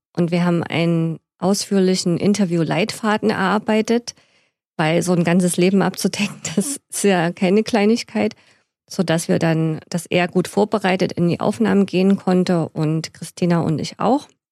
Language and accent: German; Stollberg, Saxony, Germany; now in Leipzig, Germany; in die Messe in Stolberg im Erzgebirge, wo ich geboren bin